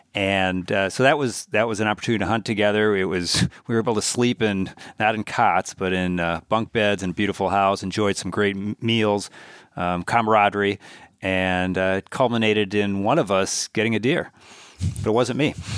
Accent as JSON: {"language": "English", "town": "Milwaukee", "region": "Wisconsin", "country": "United States", "tie": "born or raised there", "moved": "as an adult", "lives_now": "Minnesota, United States", "said": "we all grew up in the mean streets of Milwaukee, and then uh, ended up in the burbs for for kind of late uh, elementary school and, in high school"}